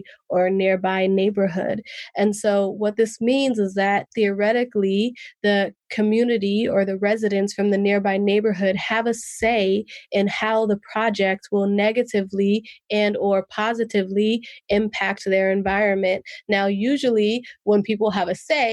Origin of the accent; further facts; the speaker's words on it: Oakland, California, United States; first language English; I grew up in West Oakland, which is situated between three major highways and next to a port.